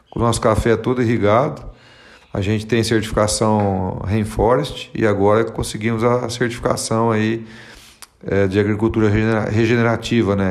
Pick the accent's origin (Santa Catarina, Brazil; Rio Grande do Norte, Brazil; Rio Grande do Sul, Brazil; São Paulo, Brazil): São Paulo, Brazil; interior of; now in Cerrado Mineiro, Brazil; A gente é do interior de São Paulo